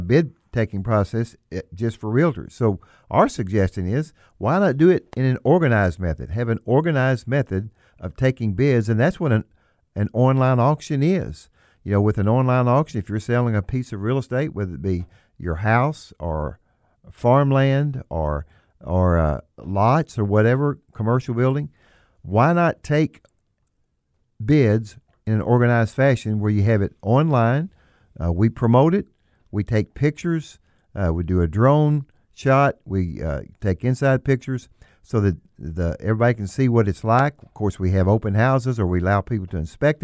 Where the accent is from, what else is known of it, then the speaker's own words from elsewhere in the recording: Bootheel, Missouri, United States; I'm born and raised in the Boot Hill, Missouri